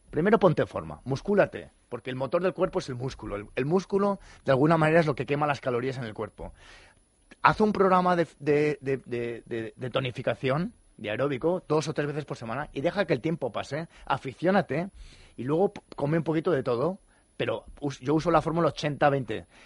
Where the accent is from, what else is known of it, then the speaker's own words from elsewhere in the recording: Santa Monica, California, United States; Mira, yo vengo de Santa Mónica, de Los Ángeles, y es una revolución